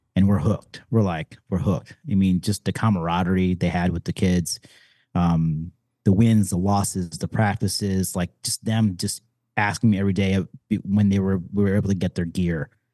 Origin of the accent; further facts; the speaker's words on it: Detroit, Michigan, United States; I was born and raised in Detroit